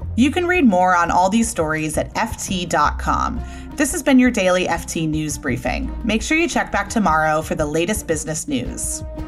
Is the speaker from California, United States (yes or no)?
yes; San Francisco, California, United States; my hometown of San Francisco